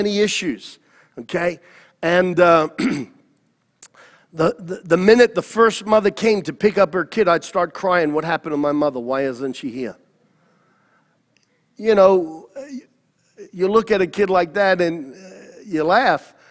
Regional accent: New York City, New York, United States; I was born in Queens in Flushing Meadows Hospital. I went to PS32

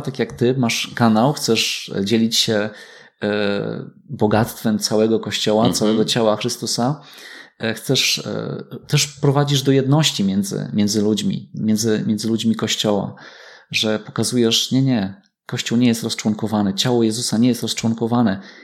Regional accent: Myślibórz, West Pomeranian Voivodeship, Poland; Ja wychowałem się w Myśli Bożu

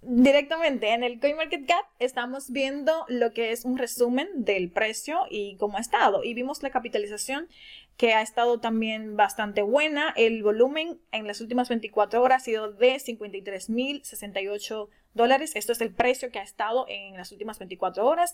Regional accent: Dominican Republic; de República Dominicana

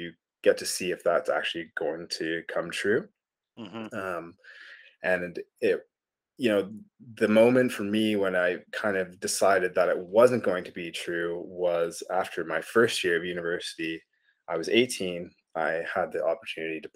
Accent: Calgary, Alberta, Canada; moved away as an adult; also born or lived in Edmonton / Rainbow Lake / New Zealand; born and raised in Alberta, and did everything. Yeah, even did my undergraduate degree up the road in Edmonton, but spent most of my life in Calgary.

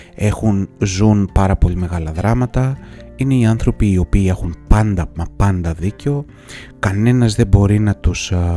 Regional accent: Greece; ως Έλληνες

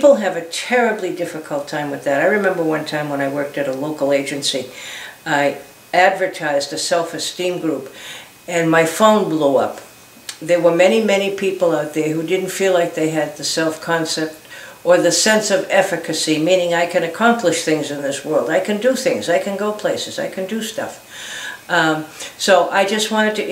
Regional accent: Boston, Massachusetts, United States; I can remember when I was growing up in Boston, and maybe it's an Irishism

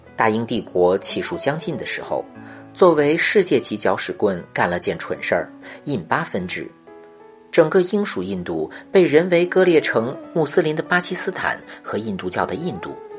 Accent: China; 我们中国人

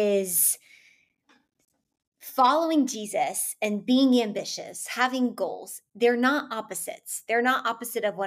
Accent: Atlanta, Georgia, United States; Bible Belt too, born and raised in Atlanta

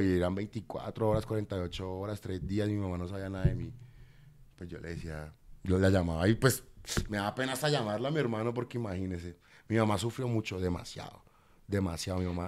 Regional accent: Bogotá, Bogotá Capital District, Colombia; also born or lived in Cartagena, Colombia / Buenos Aires, Argentina; mi, barrio que es el modelo donde yo siempre crecí, desde los nueve años que le digo que llegué de Argentina

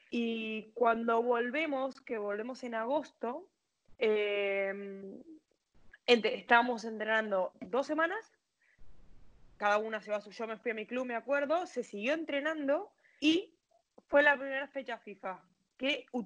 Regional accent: Argentina; Como somos argentinos, pensábamos eso también hay que acordarse de que físicamente no estábamos bien

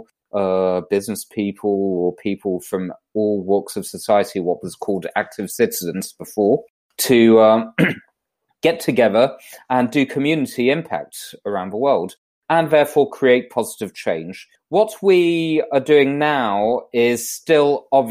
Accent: London, United Kingdom; now in Monaco; So I was originally born in London, UK, which you may be able to tell by my accent

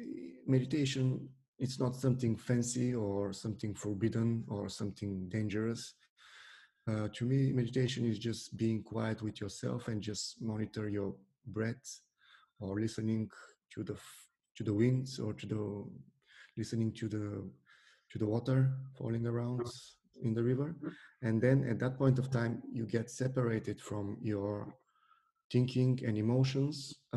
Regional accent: Bulgaria; It was because in Bulgaria, there are a lot of tough boys, let's say, at school, who are using their force on the other children.

